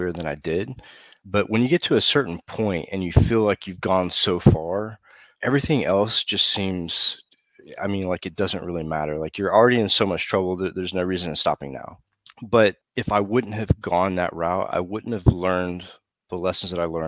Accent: United States; moved away as an adult; when I came back to the States

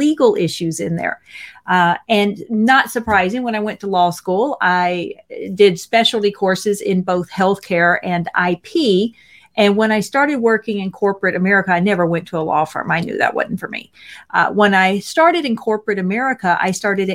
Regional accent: Mississippi, United States; I'm from Mississippi.

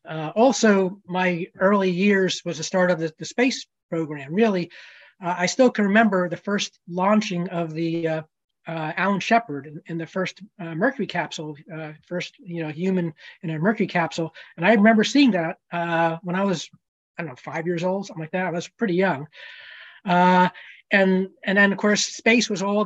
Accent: New Jersey, United States; I grew up in New Jersey, probably not too far from where Charlie grew up

